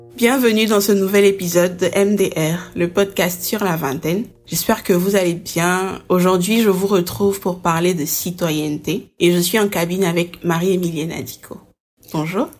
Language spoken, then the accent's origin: French; Côte d’Ivoire; Je suis ivoirienne, mais je ne suis pas citoyenne.